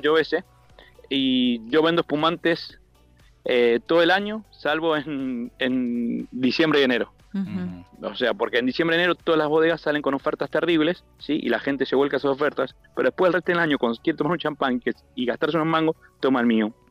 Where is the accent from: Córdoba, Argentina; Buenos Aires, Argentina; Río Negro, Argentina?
Buenos Aires, Argentina; moved away as an adult; soy de Buenos Aires